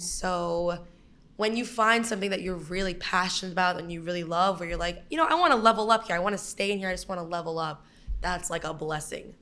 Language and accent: English; Brooklyn, New York, United States; I am from Brooklyn, born and raised